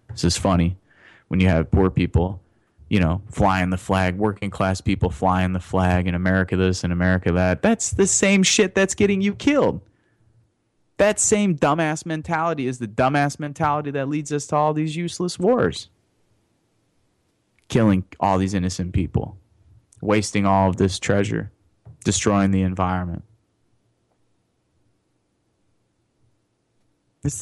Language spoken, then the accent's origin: English; Chicago, Illinois, United States; I was born on the South Side. Lived on the South Side as a child